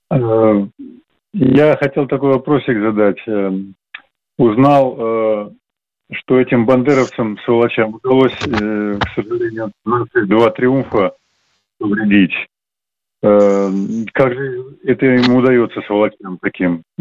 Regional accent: Baku, Azerbaijan; я сам бакинец.

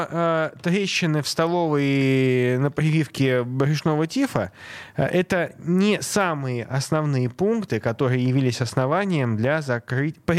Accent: Saint Petersburg, Russia; Я из Санкт-Петербурга

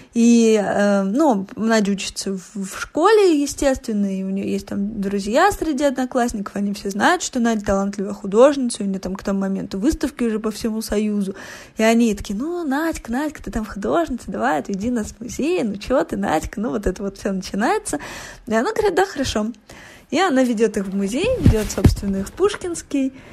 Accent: Voronezh, Voronezh Oblast, Russia; я росла в Воронеже

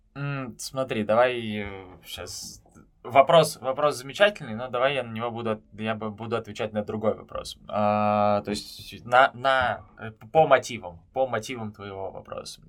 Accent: Moscow, Russia; moved away as an adult; also born or lived in Antalya; now in Istanbul, Turkey; я сам из Москвы

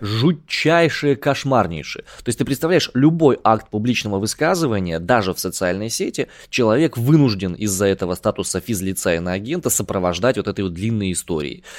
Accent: Siberia, Russia; Я больше степной сибиряк

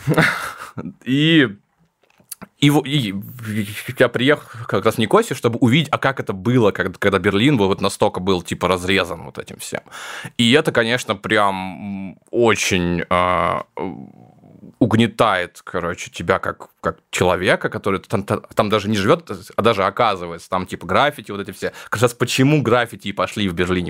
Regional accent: Novosibirsk, Novosibirsk Oblast, Russia; moved away; я из Новосибирска

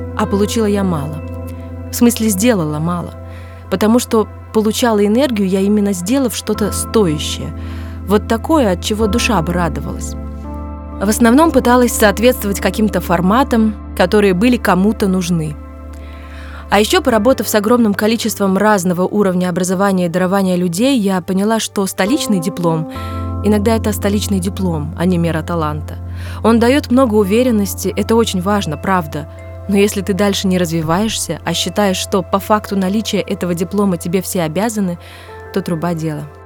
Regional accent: Smolensk, Smolensk Oblast, Russia; moved away as an adult; also born or lived in Moscow; из Смоленска. И сразу за мной стоял мой город, моя родина

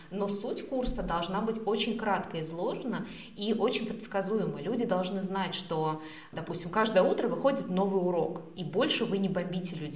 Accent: Australia; вообще я с Австралии

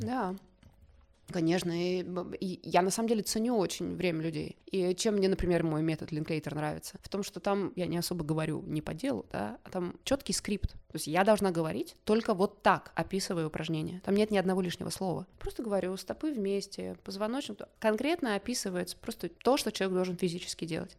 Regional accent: Zelenogorsk, Krasnoyarsk Krai, Russia; moved away; Я из Красноярска, из маленького атомного закрытого города Зеленогорска, Красноярского края, в тайге выросла

